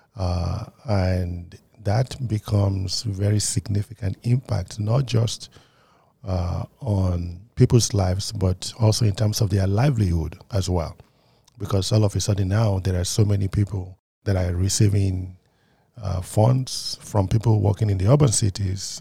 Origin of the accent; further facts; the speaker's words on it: Nigeria; also born or lived in United Kingdom; now in United States; I grew up in Nigeria